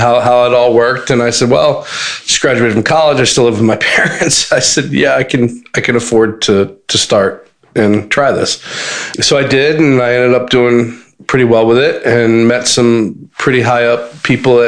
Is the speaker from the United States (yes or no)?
yes; Montgomery County, Maryland, United States; I'm from Montgomery County